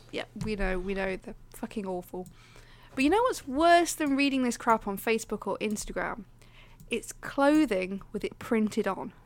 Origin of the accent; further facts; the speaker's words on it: Leicester, East Midlands, United Kingdom; I'm from the Midlands, I'm from Leicester